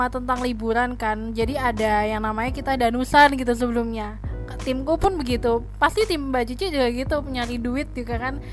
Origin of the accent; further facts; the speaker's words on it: Banten, Indonesia; karena kan aku tuh asli Banten tapi aku jarang banget liburan ke